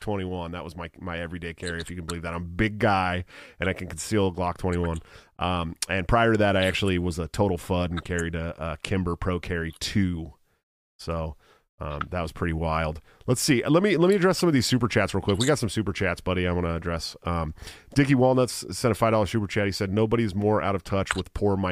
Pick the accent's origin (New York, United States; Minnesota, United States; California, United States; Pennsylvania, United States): California, United States; Oakland; I grew up in Oakland